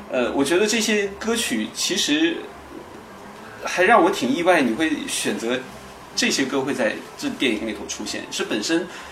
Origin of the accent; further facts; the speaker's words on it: Baishan, Jilin, China; moved away; 吉林省白山市